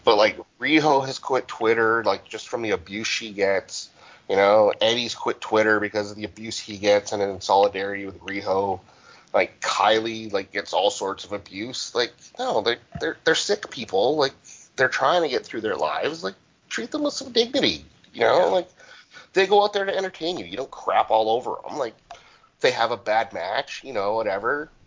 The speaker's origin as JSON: {"language": "English", "region": "Alberta", "country": "Canada", "tie": "born or raised there", "said": "I grew up in Alberta"}